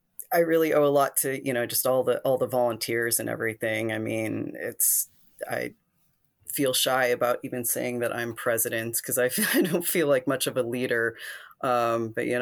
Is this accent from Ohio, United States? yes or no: yes; Ohio, United States; moved away; I grew up in Ohio, in a conservative town, but actually not as conservative as the one that I ended up